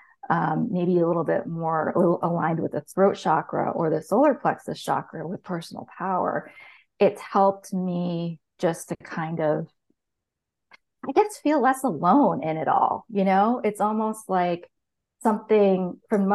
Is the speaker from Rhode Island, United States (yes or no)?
yes; Rhode Island, United States; moved away; also born or lived in Portsmouth, New Hampshire; I grew up in Rhode Island